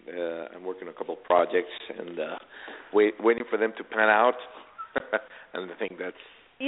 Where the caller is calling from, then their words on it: Miami, Florida, United States; I'm calling from Miami.